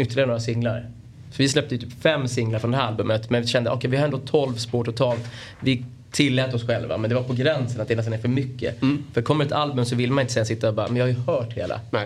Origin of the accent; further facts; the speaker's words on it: Stockholm, Stockholm County, Sweden; jag är från, från Bromma precis på gränsen till Solna.